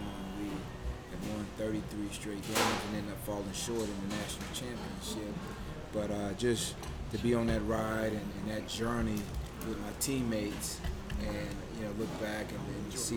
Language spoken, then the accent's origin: English; Augusta, Georgia, United States; in Augusta, my hometown, you know, where I'm from